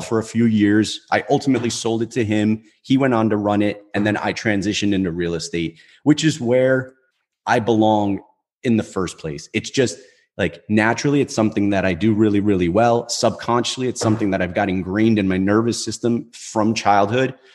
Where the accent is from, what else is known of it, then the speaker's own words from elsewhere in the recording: Newark, New Jersey, United States; I grew up in in Newark, right? So it's it's a pretty densely populated city here in New Jersey